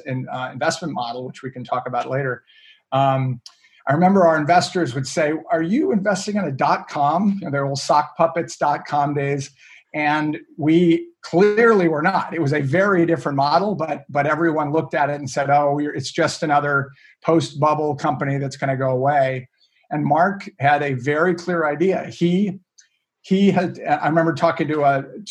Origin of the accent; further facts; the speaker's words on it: Maine, United States; I grew up in up in Maine, a little town in the middle of on the coast in Maine, and my family moved me up when I was young